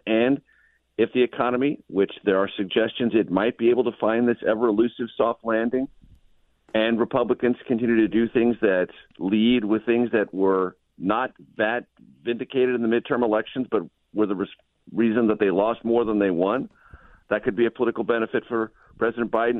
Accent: California, United States; I'm a native Californian. I love my home state

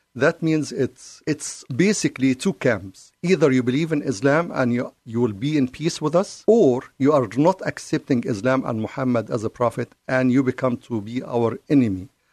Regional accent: Cairo, Cairo Governorate, Egypt; English is a second language; now in United States; I'm from the Middle East. I was born and raised in Cairo

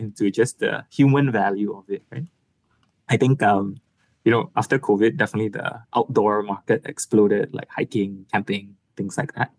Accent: Malaysia; as a Malaysian person

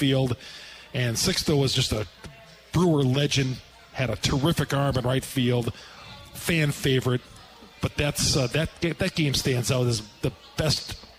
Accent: Greendale, Wisconsin, United States; I grew up in Greendale, south side of Milwaukee.

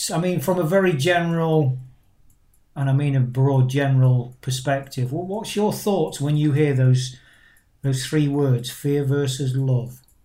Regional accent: Nottingham, East Midlands, United Kingdom; from my hometown of Nottingham

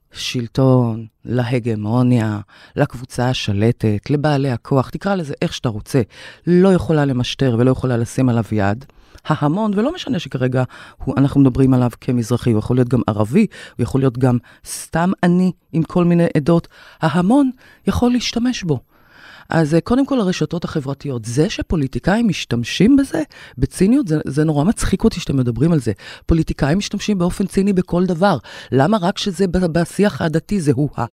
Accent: Kiryat Ata, Haifa District, Israel; moved away as an adult; also born or lived in Tel Aviv; נולדתי בקריית אתא, להורים יוצאי מרוקו, שם גם גדלתי

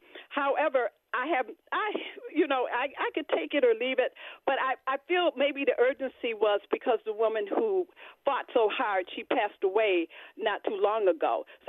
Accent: Buffalo, New York, United States; I grew up in Buffalo all of my 72-year life.

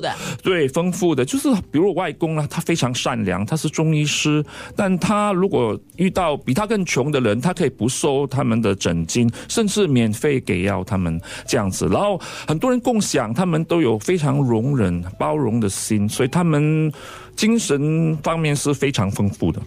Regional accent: Singapore; 我是在，呃，七八岁的时候就搬到牛车水去住

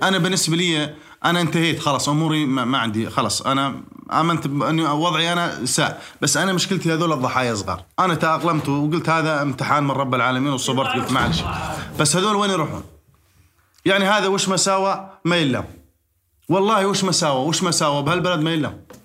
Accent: Jordan; واني اردني ابن البلد هذه

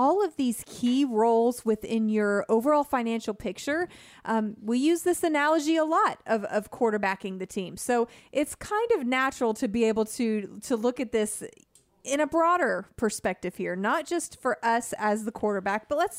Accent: California, United States; Yeah, I grew up in California, so I have a soft spot in my heart for the 49ers.

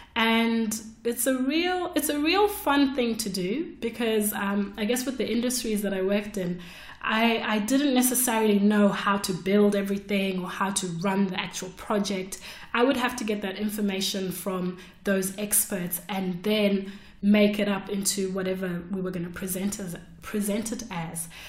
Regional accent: Zimbabwe; moved away as an adult; now in Melbourne, Australia; I came to Australia from Zimbabwe to study architecture.

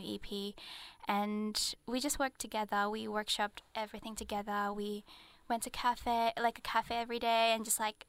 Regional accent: Jakarta, Indonesia; I grew up in Jakarta

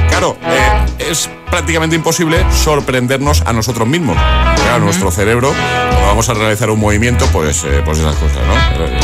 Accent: Seville, Andalusia, Spain; Hola, agitadores. … de Sevilla.

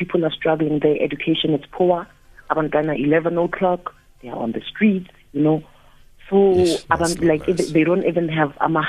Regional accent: Soweto, Gauteng, South Africa; first language Zulu; English is a second language; I was born in Soweto, you know, born and bred in Soweto.

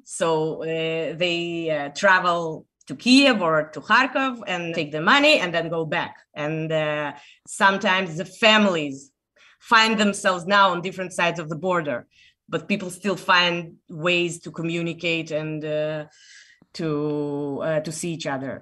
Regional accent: Israel; I'm from Israel

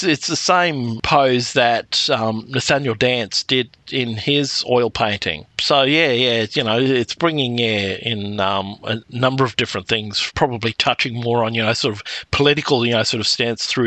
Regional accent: Thursday Island, Queensland, Australia; as a small child growing up in the Torres Straits

